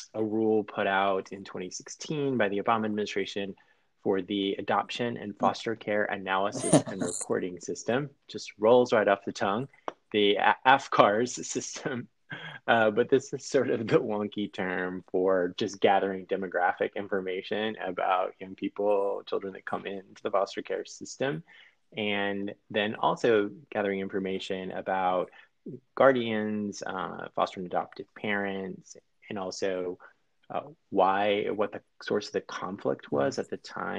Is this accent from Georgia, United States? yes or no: yes; Georgia, United States; moved away as an adult; also born or lived in Anchorage, Alaska; I grew up in Georgia and finished law school in Georgia and then moved to Anchorage, Alaska, of all places.